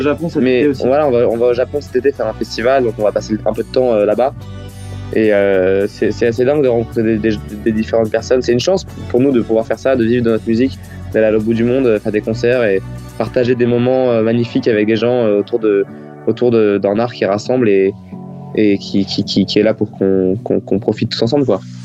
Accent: France; first language French; être français et chanter en anglais

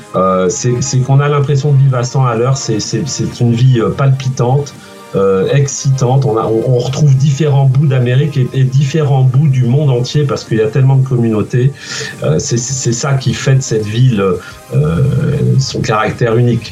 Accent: France; moved away as an adult; now in New York, United States; mon origine puisque je suis français

